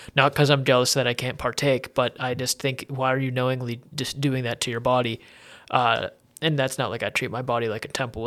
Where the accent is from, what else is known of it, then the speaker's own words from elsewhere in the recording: Erie, Pennsylvania, United States; growing up in Erie